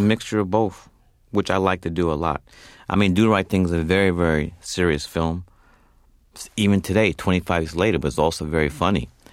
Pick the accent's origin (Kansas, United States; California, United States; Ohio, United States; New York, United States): New York, United States; New York City; I grew up in Fort Greene, Brooklyn